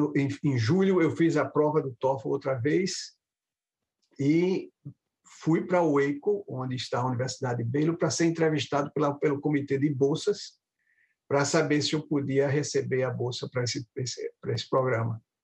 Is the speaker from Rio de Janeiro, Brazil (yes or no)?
no; Recife, Pernambuco, Brazil; moved away as an adult; also born or lived in Sergipe; now in United States; me radiquei em Pernambuco, quando eles se mudaram para lá, em Recife, nos anos, nos anos 1960